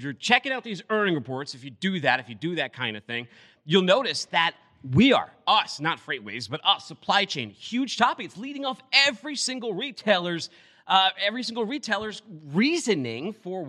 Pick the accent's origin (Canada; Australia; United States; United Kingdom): United States; New York; now in Boston, United States; I'm a Northeasterner. I take a lot of pride. I grew up in New York for a long time before moving to Boston.